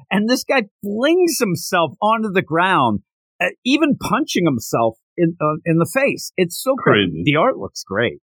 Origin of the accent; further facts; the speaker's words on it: Philadelphia, Pennsylvania, United States; I'm from the Philadelphia area